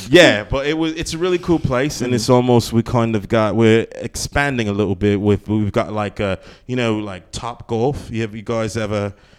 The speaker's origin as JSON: {"language": "English", "region": "London", "country": "United Kingdom", "tie": "born or raised there", "said": "I grew up in Peckham in southeast London"}